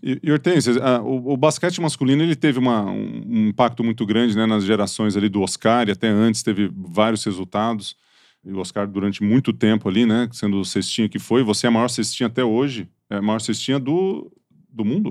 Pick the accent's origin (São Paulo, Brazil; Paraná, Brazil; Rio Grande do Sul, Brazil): São Paulo, Brazil; Ituverava; Eu sou de Tuverava ali